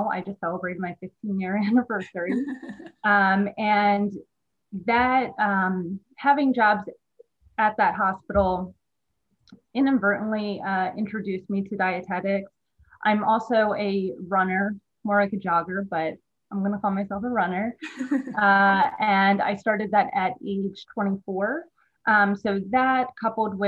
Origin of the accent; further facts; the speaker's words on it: Newark, Delaware, United States; also born or lived in West Chester, Pennsylvania; was born and raised in Delaware, Newark, Delaware